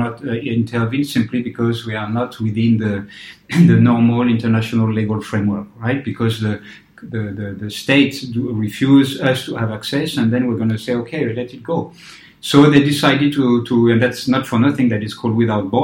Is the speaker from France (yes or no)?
yes; France; moved away as an adult; I come from a very politicized society, you know, in France, in the 70s and 80s when I was at the school